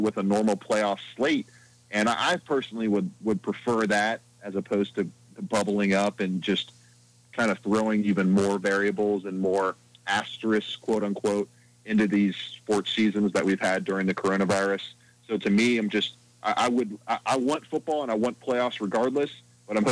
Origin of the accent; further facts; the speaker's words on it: Cincinnati, Ohio, United States; also born or lived in Athens, Ohio; I'm from Cincinnati, as you know, from the east side, Anderson Township. Grew up a massive Bengals fan there